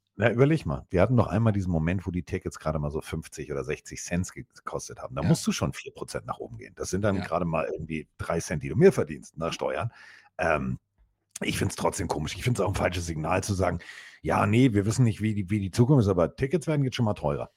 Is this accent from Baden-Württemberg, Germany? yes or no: no; Hamburg, Germany; so sind wir Hamburger